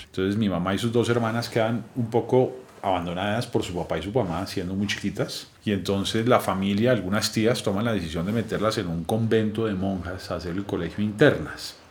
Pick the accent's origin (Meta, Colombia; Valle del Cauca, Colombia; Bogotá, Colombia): Bogotá, Colombia; nací aquí en Bogotá